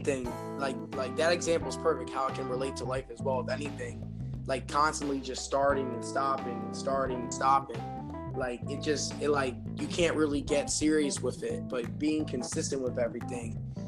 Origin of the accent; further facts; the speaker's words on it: Wilmington, Delaware, United States; I'm from Wilmington, Delaware